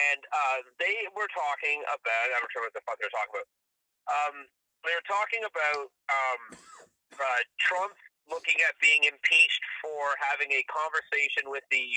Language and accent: English; Canada; I'm Canadian